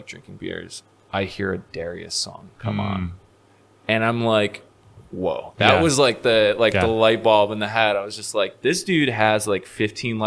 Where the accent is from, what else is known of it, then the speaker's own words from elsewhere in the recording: Tonawanda and Amherst, New York, United States; also born or lived in Elmwood Village, Buffalo; where we grew up in Tonawanda and Amherst